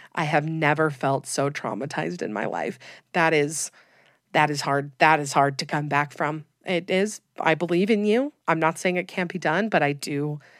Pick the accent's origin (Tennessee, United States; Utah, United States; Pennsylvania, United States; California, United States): Utah, United States; I'm from Utah, have lived here my whole life